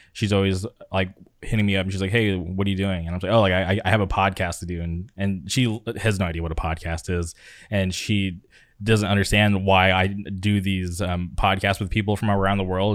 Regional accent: Palm Springs, California, United States; now in Orange County, United States; I grew up in the Palm Springs area, and then I moved to Orange County

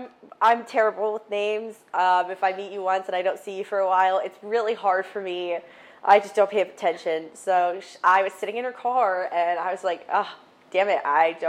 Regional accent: Delaware, United States; born there; now in Tampa, United States; I was born in Delaware, but I've lived all over.

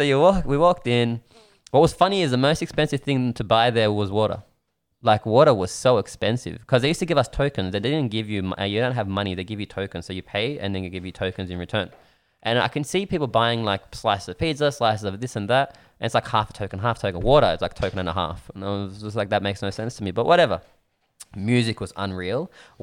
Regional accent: Melbourne, Victoria, Australia; I'm like, oh, you know, from Melbourne.

